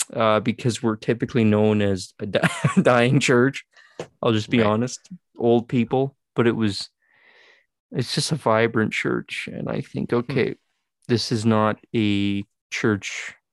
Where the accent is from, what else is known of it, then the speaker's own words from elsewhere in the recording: Saskatchewan, Canada; I was one of very few Canadians. So when I would say to people, I'm from Saskatchewan, oh, where's that? It's in Canada.